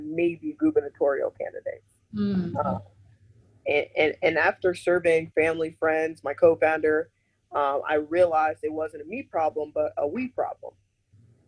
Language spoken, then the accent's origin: English; Miami, Florida, United States; I was born in Miami, which there's a huge Haitian community. And so I was really cradled in that growing up